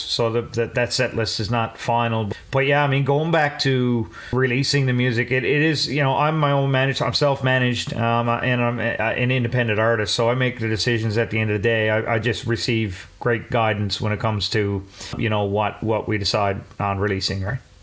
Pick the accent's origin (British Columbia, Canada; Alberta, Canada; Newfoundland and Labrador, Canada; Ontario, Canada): Newfoundland and Labrador, Canada; coming from a small town in Newfoundland